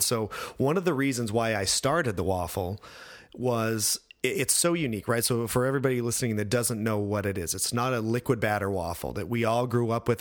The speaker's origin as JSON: {"language": "English", "region": "Idaho", "country": "United States", "tie": "born or raised there", "also_born_or_lived": "France", "moved": "yes", "said": "I grew up in Idaho"}